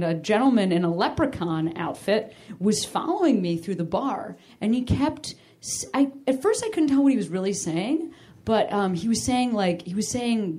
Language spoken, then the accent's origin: English; Chicago, Illinois, United States; also born or lived in Boston; now in Los Angeles, United States; my hometown, Chicago